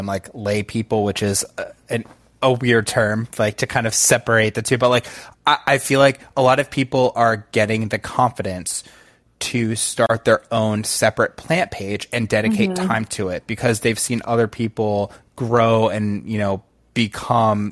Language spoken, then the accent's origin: English; Rhode Island, United States; now in Ponte Vedra, United States; I'm from Rhode Island